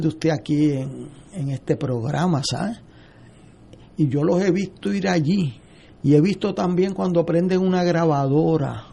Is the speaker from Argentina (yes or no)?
no; San Juan, Puerto Rico; yo vengo de Río Piedra